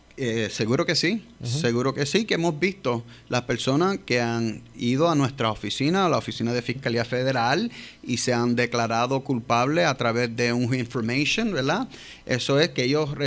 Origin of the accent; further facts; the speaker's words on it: New York, United States; Spanish is a second language; now in Puerto Rico; Soy yo nacido y criado en Nueva York, padre -huh. padres puertorriqueños, mi mamá es de Bayamón y mi papá de San Germán